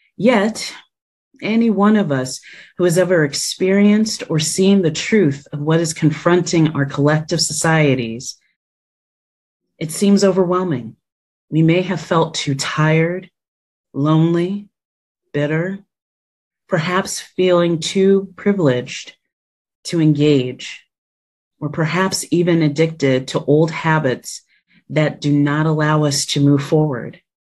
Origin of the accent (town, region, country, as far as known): New Jersey, United States; born or raised there; moved away as an adult; now in Washington, D.C., United States